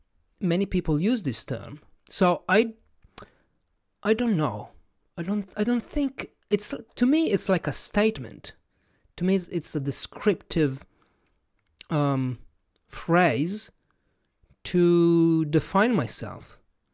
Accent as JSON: {"language": "English", "country": "Italy", "first_language": "Italian", "second_language": "English", "said": "And I am one of those because my first language is not English, is Italian. And I define myself as a non-native English speaker."}